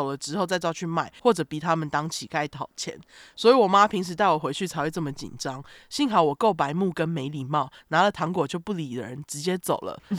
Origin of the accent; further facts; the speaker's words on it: Hong Kong; 话说我妈是从大陆嫁到香港的，所以我小时候每逢放假，连暑假都会跟妈妈回乡下外婆家住一段时间。